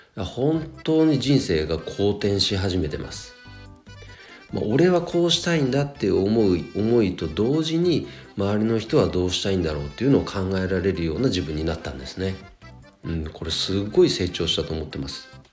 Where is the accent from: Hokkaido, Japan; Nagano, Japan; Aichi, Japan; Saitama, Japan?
Nagano, Japan; 長野県で生まれて、えー、長野市出身なんですが、えー、もう大学四年間以外はずっと長野在住です